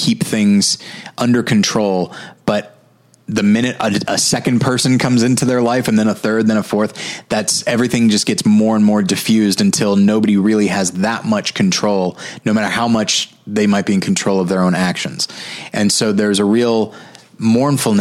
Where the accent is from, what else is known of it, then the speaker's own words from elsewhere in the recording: United States; as an American